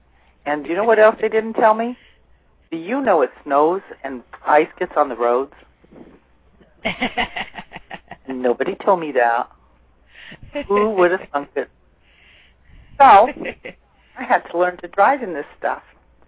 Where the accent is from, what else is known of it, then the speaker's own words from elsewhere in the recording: California, United States; moved away as an adult; now in Maine, United States; I was born and raised in California.